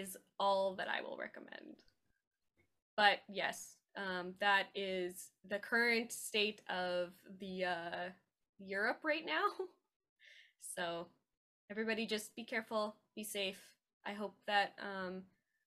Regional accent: Canada; as a Canadian

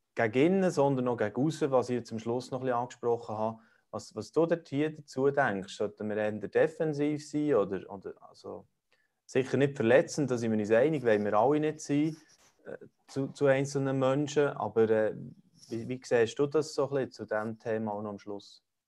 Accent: Switzerland; bei uns in der Schweiz

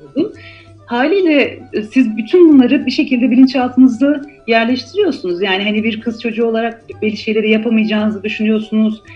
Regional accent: Malatya, Turkey; moved away as an adult; also born or lived in Tatvan / Istanbul / Izmir; ben doğuda e, büyüdüm, e, Malatya'da doğdum. Hı hı. aslında Tatvan'da doğmuşum da Malatyalıyız.

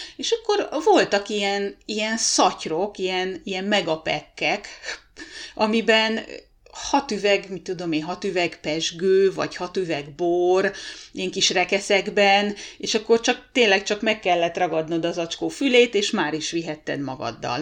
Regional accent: Hungary; moved away as an adult; now in Rovaniemi, Finland; hosszú külföldi lét után tér vissza a szülőhazájába

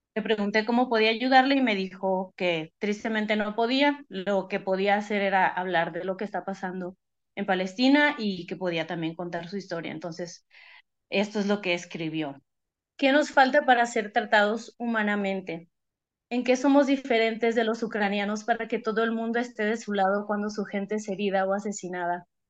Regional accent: Tijuana, Baja California, Mexico; yo soy de Tijuana

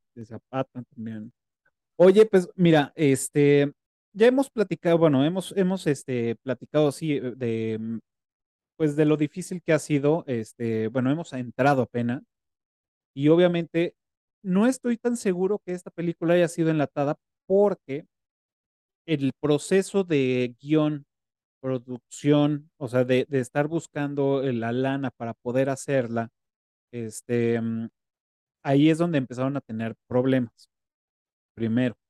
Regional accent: Mexico; esa idiosincrasia que tenemos como mexicanos

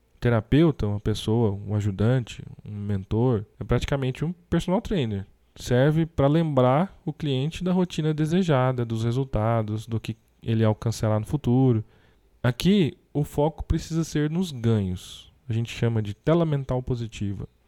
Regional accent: Brazil; temos como brasileiros

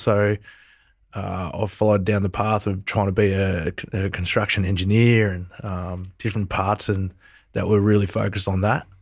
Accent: Wangaratta, Victoria, Australia; also born or lived in Melbourne / Fiji; I grew up in Wangaratta.

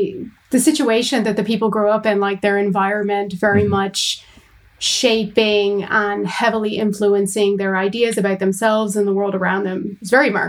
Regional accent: United States; moved away; I'm American

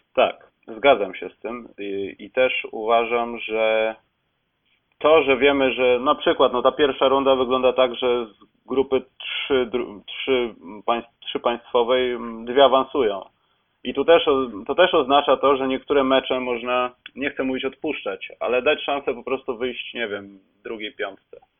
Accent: Poland; jesteśmy z Polski

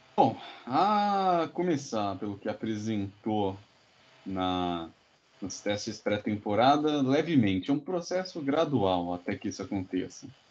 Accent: Brazil; nós como brasileiros

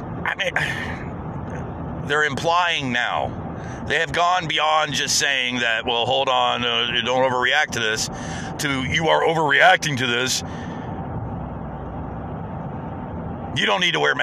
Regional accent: United States; as an American

